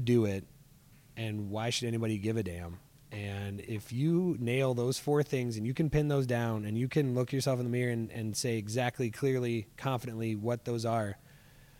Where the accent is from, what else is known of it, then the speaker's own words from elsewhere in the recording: Parker, South Dakota, United States; Rural South Dakota, little town called Parker, 1,000 people. I wasn't in that. I was about 15 miles outside of that on a farm and grew up on the dirt road.